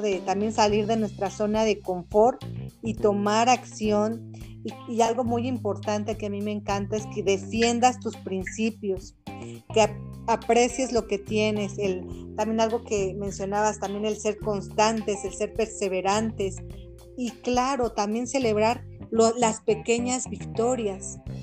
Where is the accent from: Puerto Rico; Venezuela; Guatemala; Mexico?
Mexico; soy mexicana certificada en coach facilitadora